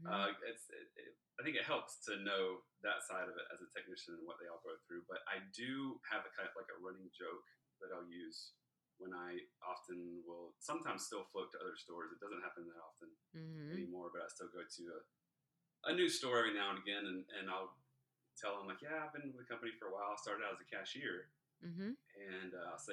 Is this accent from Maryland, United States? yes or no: no; Southeast Georgia, United States; also born or lived in Savannah, Georgia; So I'm originally from Southeast Georgia. That's where it all started.